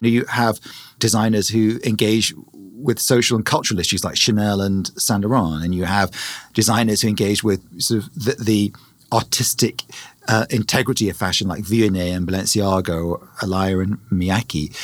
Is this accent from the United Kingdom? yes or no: yes; England, United Kingdom; moved away